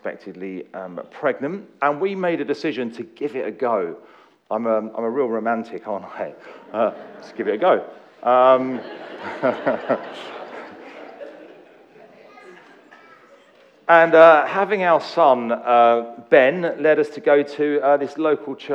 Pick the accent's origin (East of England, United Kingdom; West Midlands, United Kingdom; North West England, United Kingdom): East of England, United Kingdom; Essex; also born or lived in East London; we moved from East London to the culturalist wastelands of Essex housing estates. In my early life